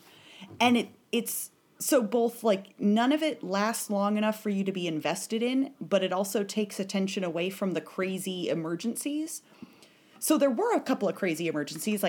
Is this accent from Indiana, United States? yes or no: no; Vermont, United States; I'm from Vermont